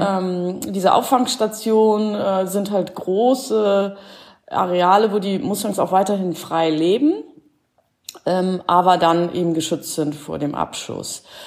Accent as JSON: {"language": "German", "region": "Schleswig-Holstein", "country": "Germany", "also_born_or_lived": "Stuttgart / Cologne", "moved": "yes", "lives_now": "Carinthia, Austria", "said": "ursprünglich komme ich äh, aus Schleswig-Holstein in der Nähe von Hamburg"}